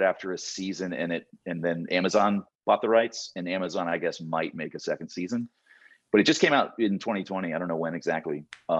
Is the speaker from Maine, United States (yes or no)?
yes; Maine, United States; moved away; also born or lived in Seattle / Portland; I grew up in Maine, about 2 hours northeast of Boston.